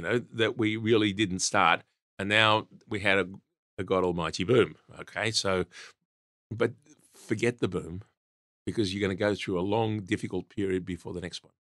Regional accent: Australia; I grew up in Australia, learnt my trade in Australia

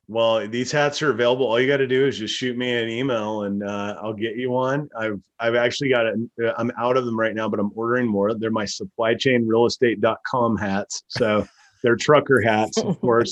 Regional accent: Texas, United States; growing up in Texas, my cousins all lived out in the country

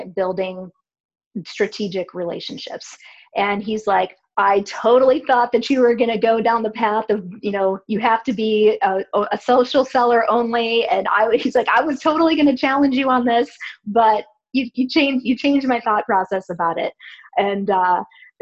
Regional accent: Cleveland, Ohio, United States; now in Columbus, United States; I grew up in Cleveland and I still have family there

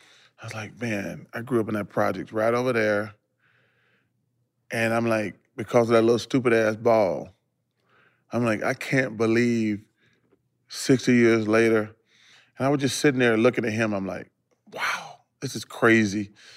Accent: Leeds, Alabama, United States; because my hometown only got a couple thousand people. Mm-hmm. I'm from Leeds, Alabama.

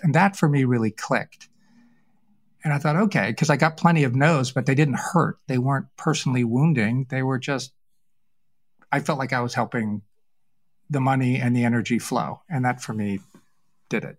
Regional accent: New England, United States; I was raised in New England

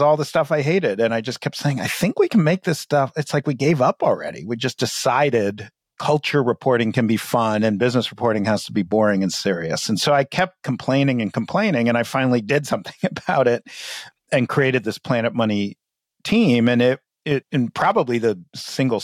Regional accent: New York City, New York, United States; now in Charlotte, Vermont, United States; we grew up in New York City

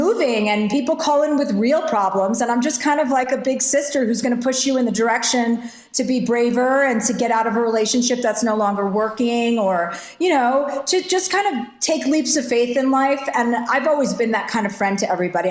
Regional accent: New Jersey, United States; I'm from New Jersey

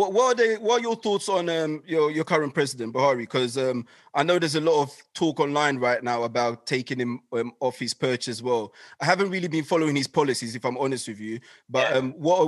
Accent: Ghana; born there; I think I was born in Ghana myself, so I go there all the time.

